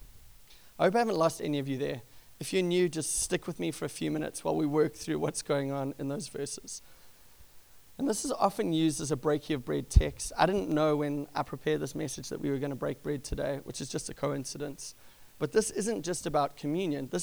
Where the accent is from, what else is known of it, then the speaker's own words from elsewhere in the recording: South Africa; moved away; since I was a young kid growing up in South Africa